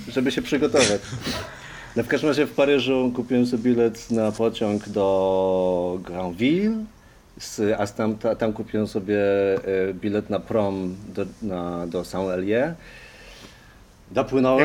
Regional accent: Poland; moved away as an adult; przyjechałem e, z Polski i szukam pracy

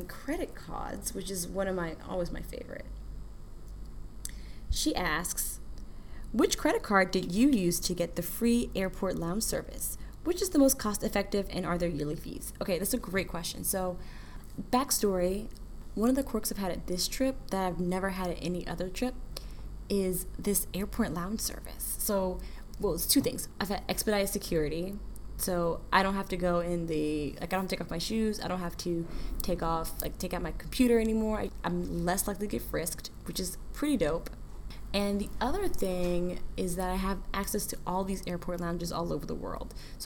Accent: United States; I'm proud of being an American.

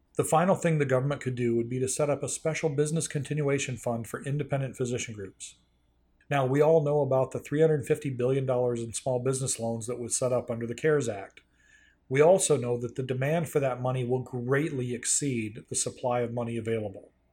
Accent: North Carolina, United States; my home state of North Carolina

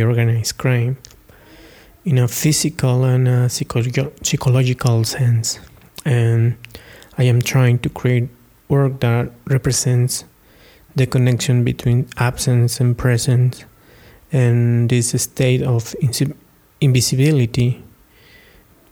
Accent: Taxco, Guerrero, Mexico; I am originally from Taxco, a small town meaning town located in the north of the state of Guerrero, Mexico

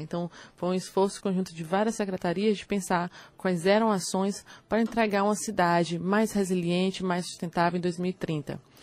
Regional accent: Teresina, Piauí, Brazil; quando eu nasci, a gente tinha em Teresina em torno de 244 dias de calor né, acima de 32 graus

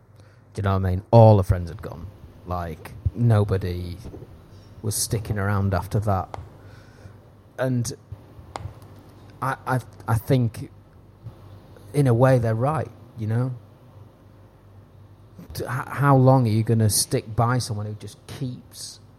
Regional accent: Knaresborough, Yorkshire and the Humber, United Kingdom; Knaresborough, my hometown where I grew up

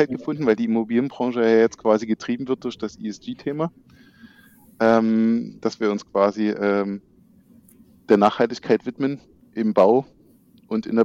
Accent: Düsseldorf, North Rhine-Westphalia, Germany; moved away as an adult; jetzt doch schon äh, über zehn Jahre in Düsseldorf, also meiner Heimatstadt, nach meinem Studium Wiedersehen gesagt.

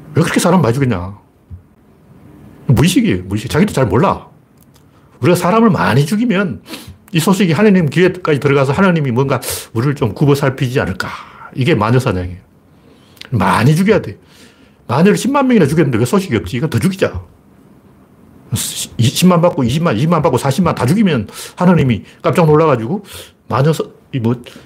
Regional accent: Gyeongsang, South Korea; born or raised there

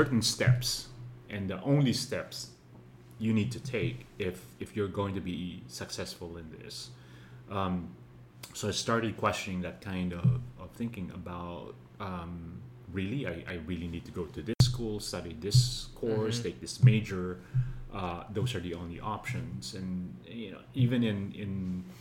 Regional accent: Manila, Metro Manila, Philippines; I grew up, was born and raised in Manila

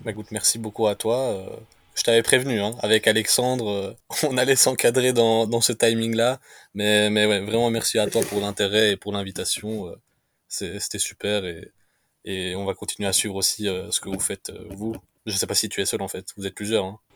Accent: Romania; ici chez nous en Roumanie

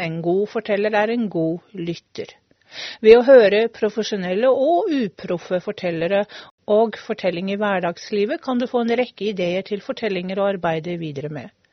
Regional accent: Hvaler, Østfold, Norway; jeg er jo fra Hvaler, en øy, eller en øy på Hvaler. En øy som heter Asmaløy.

